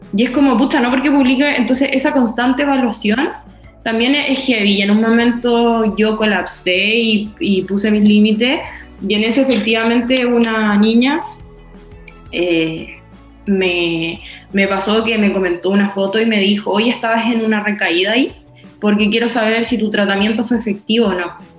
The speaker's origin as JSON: {"language": "Spanish", "town": "Concepción", "region": "Biobío", "country": "Chile", "said": "soy de Conce y te tratan mal por eso"}